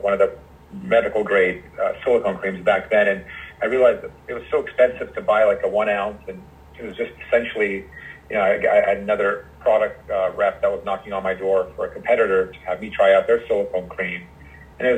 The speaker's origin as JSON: {"language": "English", "town": "Los Angeles", "region": "California", "country": "United States", "also_born_or_lived": "New York", "moved": "as an adult", "said": "I'm from Los Angeles, and I ended up going back home to start my own private practice"}